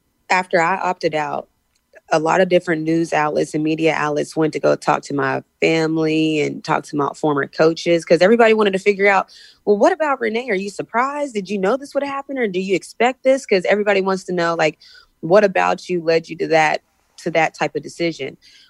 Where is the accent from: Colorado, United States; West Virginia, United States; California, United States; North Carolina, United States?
West Virginia, United States; growing up in West Virginia, it wasn't uncommon to be the only black kid in the class or the only black kid in the school.